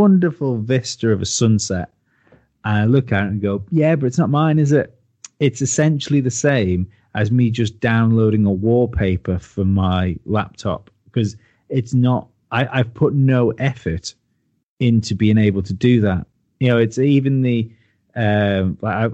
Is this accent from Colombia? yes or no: no; Isle of Man; I come from the Isle of Man. It's only a small place.